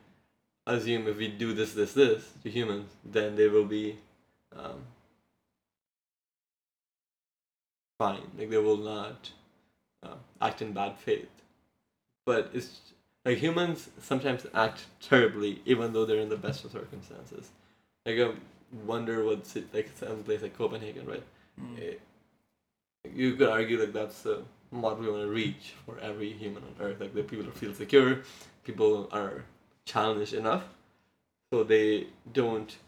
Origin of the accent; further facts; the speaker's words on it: India; I come from India